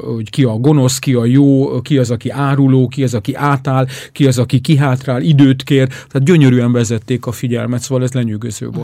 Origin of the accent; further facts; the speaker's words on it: Hungary; magyarként ott vagyunk